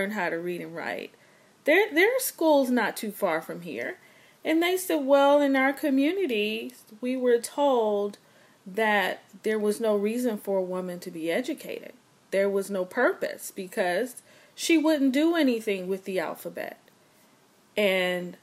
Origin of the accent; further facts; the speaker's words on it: Los Angeles, California, United States; I'm from Los Angeles. I often make people laugh because I say I'm the little black girl from Crenshaw and Vernon in the Crenshaw district of Los Angeles.